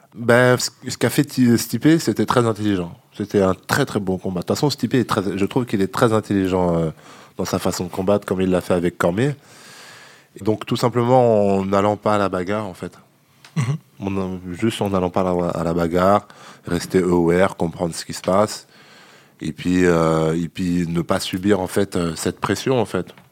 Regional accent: La Roche-sur-Yon, Pays de la Loire, France; moved away as an adult; now in Paris, France; je viens de Vendée.

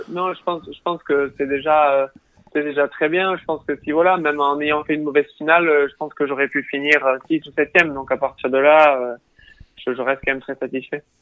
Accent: Tarbes, Occitania, France; also born or lived in United States; je suis rentré chez moi à Tarbes

